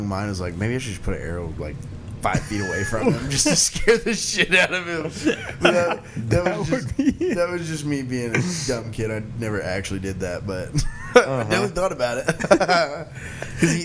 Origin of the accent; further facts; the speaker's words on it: Oklahoma, United States; I'm a redneck from Oklahoma